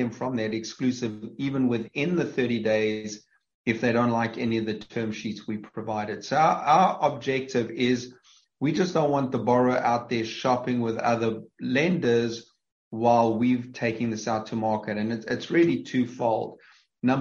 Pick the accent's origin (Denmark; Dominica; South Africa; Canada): South Africa; accent: South African; moved away; having come from South Africa, and obviously my accent gives that away